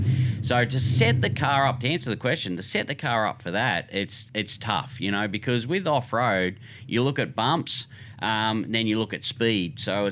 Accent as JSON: {"language": "English", "town": "Sydney", "region": "New South Wales", "country": "Australia", "tie": "born or raised there", "said": "Yep. Yeah, I grew up in Sydney."}